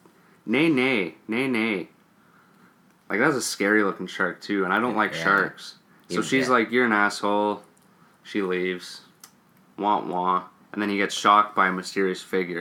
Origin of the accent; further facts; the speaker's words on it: Canada; We're Canadian.